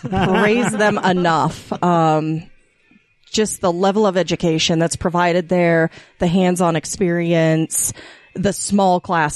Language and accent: English; Riverton, Utah, United States; also born or lived in Murray, Utah / South Jordan, Utah; I was born in Murray, Utah.